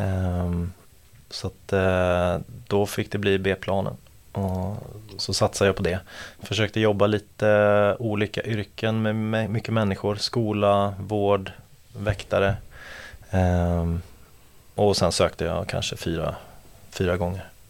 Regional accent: Gothenburg, Västra Götaland, Sweden; moved away as an adult; now in Stockholm, Sweden; jag är från Göteborg från början

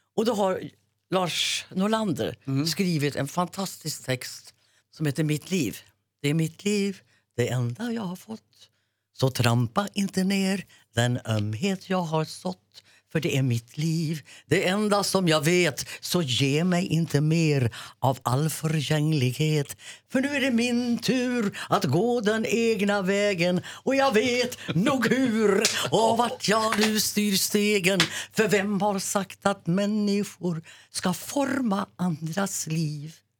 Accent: Järvsö, Gävleborg County, Sweden; born or raised there

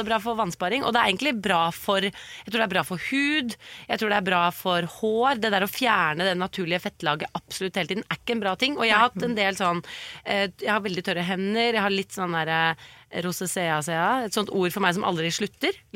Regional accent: Sandefjord, Vestfold, Norway; Så kommer jeg fra Sandefjord.

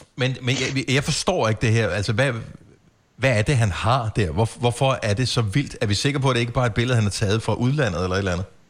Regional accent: Denmark; vi er her i Danmark

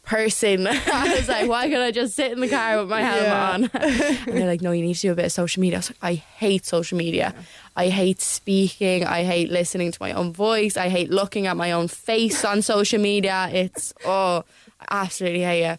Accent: Ireland; as an Irish person

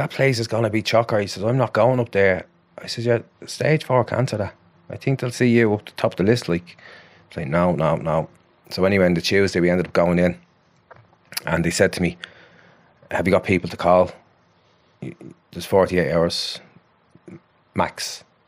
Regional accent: Ballymore, Ireland; it's my hometown club, you know, it's only up the road

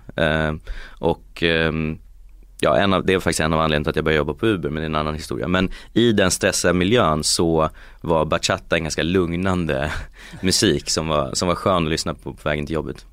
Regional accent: Uppsala, Uppsala County, Sweden; moved away as an adult; also born or lived in Geneva / California; jag är från Uppsala från början

